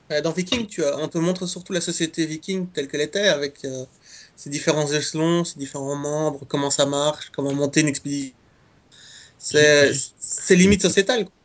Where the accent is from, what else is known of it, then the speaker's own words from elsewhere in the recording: Belgium; je suis belge